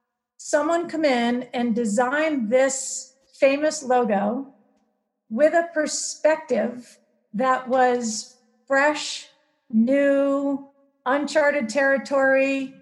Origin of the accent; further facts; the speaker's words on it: Maine, United States; I came from Maine to California, and Santa Cruz is a very unique place.